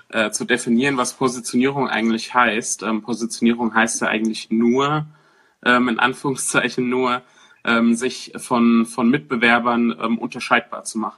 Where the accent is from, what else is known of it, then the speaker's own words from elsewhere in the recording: Weiterstadt, Hesse, Germany; ähm, ich komme aus dem, äh, aus dem Rhein-Main-Gebiet, aus dem beschaulichen, äh, schönen kleinen Weiterstadt.